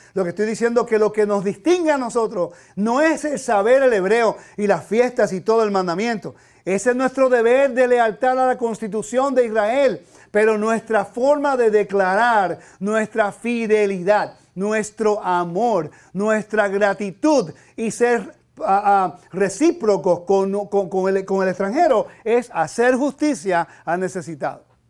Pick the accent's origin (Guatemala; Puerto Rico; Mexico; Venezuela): Puerto Rico; now in United States; Yo soy ciudadano americano, nacido en Puerto Rico